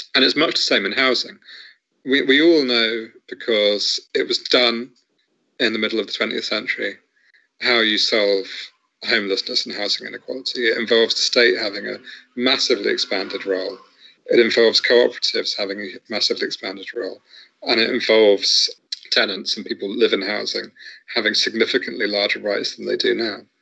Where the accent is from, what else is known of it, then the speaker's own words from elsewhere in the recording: Southampton, South East England, United Kingdom; I grew up in Southampton